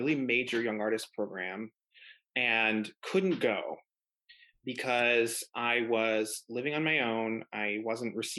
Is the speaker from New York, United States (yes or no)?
yes; Buffalo, New York, United States; moved away as an adult; now in New York City, United States; I'm from Buffalo, New York.